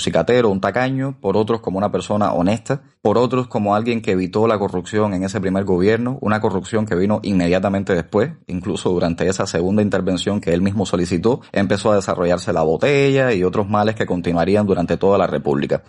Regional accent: Cuba; los cubanos tenemos que resolver nuestros problemas dentro

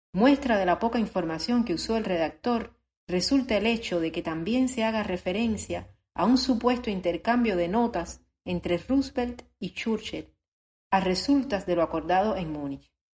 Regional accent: Cuba; Como cubano

